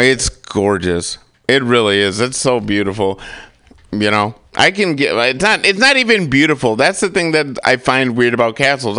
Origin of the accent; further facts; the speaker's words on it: United States; I'm an American. I was born here